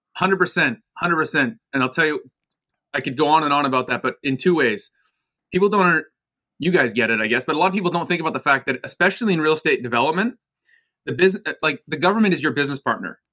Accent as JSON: {"language": "English", "town": "Vancouver", "region": "British Columbia", "country": "Canada", "tie": "born or raised there", "also_born_or_lived": "United States / Toronto, Canada", "said": "I was born in the United States, moved to Canada when I was eight years old to Vancouver"}